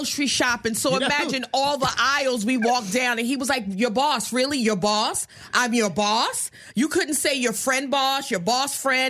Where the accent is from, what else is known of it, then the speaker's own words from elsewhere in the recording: New York, United States; moved away as an adult; also born or lived in Portland, Oregon; I'm from New York.